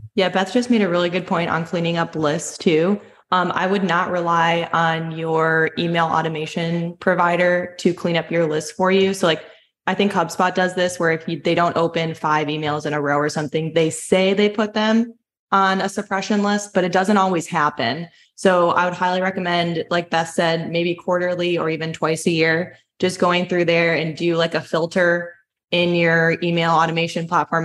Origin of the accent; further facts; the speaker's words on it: Sialkot, Punjab, Pakistan; I am a manufacturer from Pakistan, Sialkot.